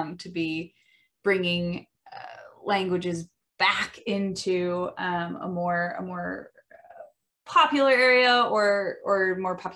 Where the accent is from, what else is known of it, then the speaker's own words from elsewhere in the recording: Midwestern America, United States; accent: Midwestern American English; first language English; English is my first language, specifically Midwestern American English